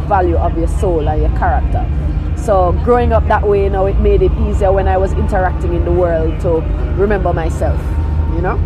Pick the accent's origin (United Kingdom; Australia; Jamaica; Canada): Jamaica; Kingston; also born or lived in Falmouth, Trelawny, Jamaica; originally from Trelawney, West what? Jamaica, yeah. And then I grew up in Kingston